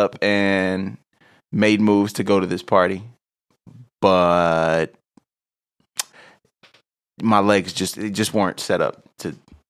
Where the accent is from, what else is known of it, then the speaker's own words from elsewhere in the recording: United States; But at the end of the day, bro, I'm American. I do what the fuck I want to do.